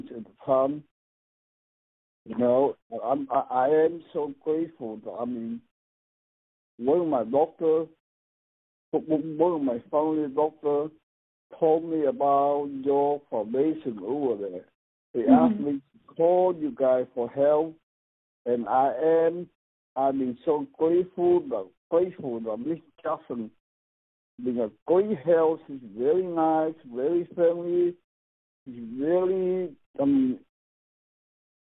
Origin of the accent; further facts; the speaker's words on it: Vietnam; moved away as an adult; now in United States; I am from Vietnam. I came to this country in 1982. I was 21 years old